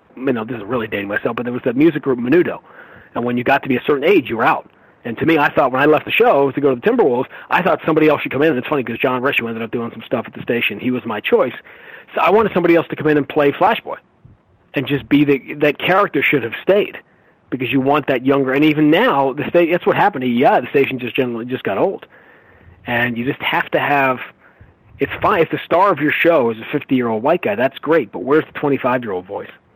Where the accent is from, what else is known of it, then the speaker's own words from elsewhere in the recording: New York, United States; I grew up in New York.